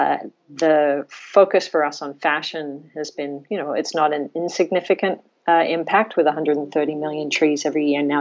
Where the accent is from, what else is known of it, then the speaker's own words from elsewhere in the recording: Australia; moved away; I grew up in Australia